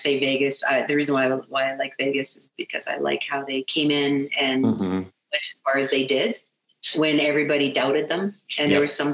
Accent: Edmonton, Alberta, Canada; I was born and raised in Edmonton

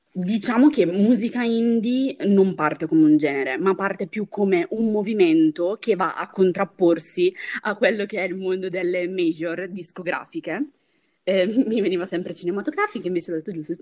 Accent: Brescia, Lombardy, Italy; io sono di Brescia

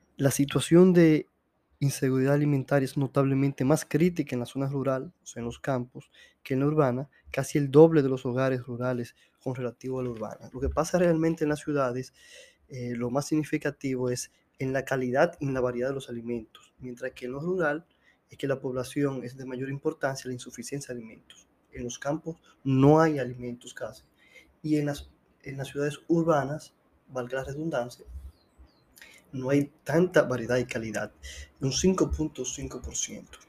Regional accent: Dominican Republic

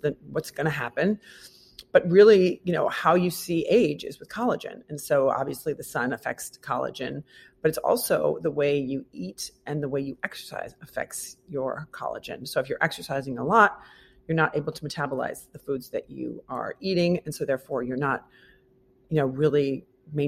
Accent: Midwest, United States; now in New York, United States; I'm from the Midwest.

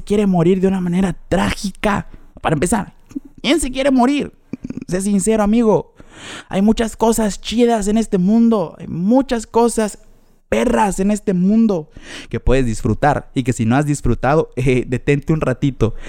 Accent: Mexico; nací en México, caray, nací en el mejor lugar en donde se come rico

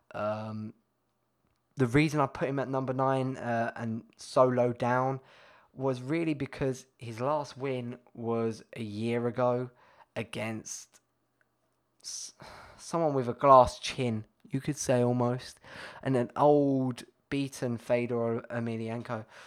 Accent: United Kingdom; being British

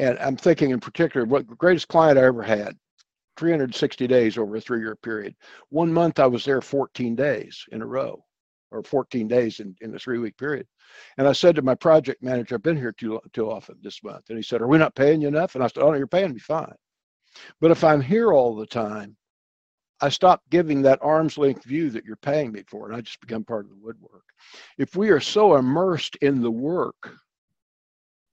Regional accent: the Ozarks, United States; I grew up in the Ozarks in the 50s and 60s

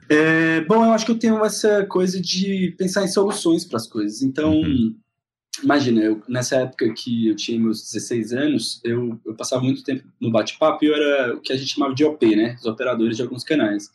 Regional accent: Fortaleza, Ceará, Brazil; moved away as an adult; now in São Paulo, Brazil; Em 2007 mudei para São Paulo, sou de Fortaleza

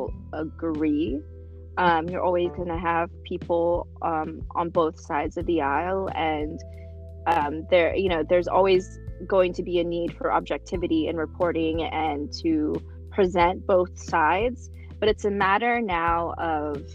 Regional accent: Anchorage, Alaska, United States; English is a second language; also born or lived in Philippines; it's where all of my formative years were, and it's how I identified at that point. And so I was like, well, I'm from here. I'm from Anchorage, Alaska

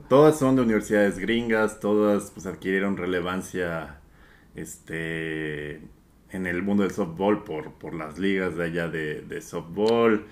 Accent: Mexico

